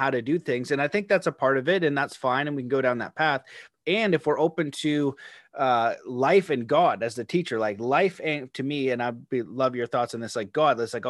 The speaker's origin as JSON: {"language": "English", "country": "Canada", "said": "being Canadian"}